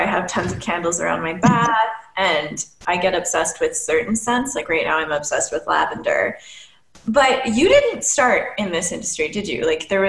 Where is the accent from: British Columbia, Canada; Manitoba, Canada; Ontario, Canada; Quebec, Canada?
Ontario, Canada; Timmins; now in Alberta, Canada; I'm originally from Ontario, from a town called Timmins, which is hilarious.